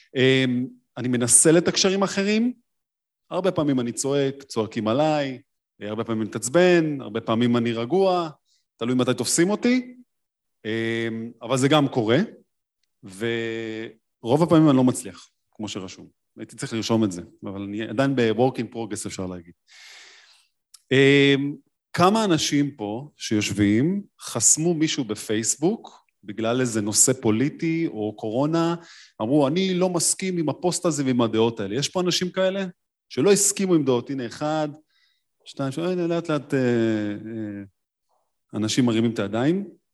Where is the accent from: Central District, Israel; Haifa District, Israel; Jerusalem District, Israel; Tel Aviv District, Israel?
Tel Aviv District, Israel; Tel Aviv; אני תל אביבי